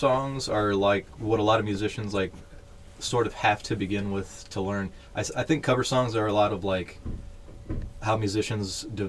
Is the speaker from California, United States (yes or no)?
yes; Victorville, California, United States; also born or lived in Fontana, California / Apple Valley, California; Right next to Victorville. So basically, I'm still pretty much raised here my whole life as well.